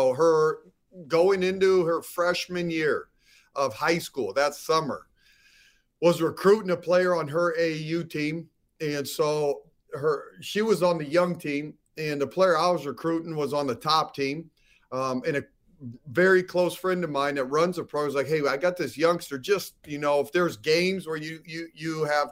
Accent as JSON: {"language": "English", "town": "Seattle", "region": "Washington", "country": "United States", "moved": "yes", "said": "I'm from Seattle"}